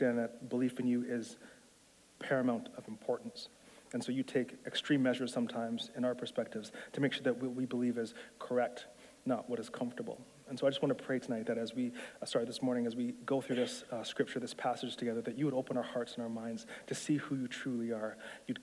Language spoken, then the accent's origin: English; Toronto, Ontario, Canada; also born or lived in Etobicoke / Aurora; I'm not American. I'm from Canada. I grew up in South Central Scarborough.